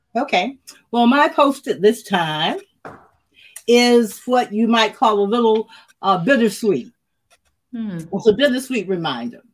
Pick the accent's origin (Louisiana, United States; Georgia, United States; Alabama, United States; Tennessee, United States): Georgia, United States; Macon; I was from Macon, Georgia.